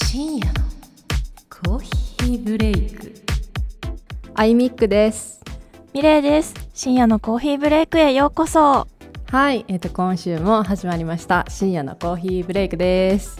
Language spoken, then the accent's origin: Japanese; Kansai, Japan; うちら関西人ではあるんですけども